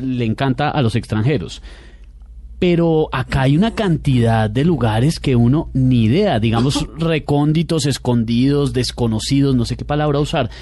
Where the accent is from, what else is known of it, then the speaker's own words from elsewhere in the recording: Bogotá, Colombia; yo soy bien bogotano